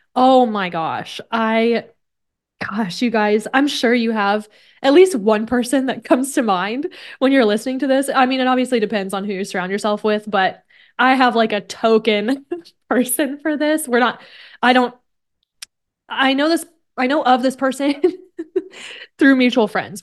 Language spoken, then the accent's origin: English; Kansas, United States; now in San Diego, United States; I grew up in Kansas